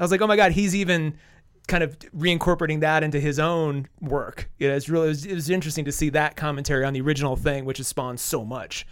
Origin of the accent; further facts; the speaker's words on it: Wall, South Dakota, United States; moved away; I'm from Wall